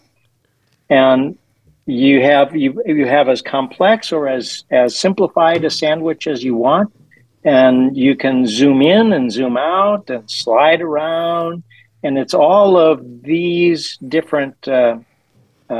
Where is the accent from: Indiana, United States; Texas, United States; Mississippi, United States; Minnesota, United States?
Minnesota, United States; moved away as an adult; also born or lived in California; now in Washington, D.C. area, United States; I was in Minnesota teaching. That's my native home.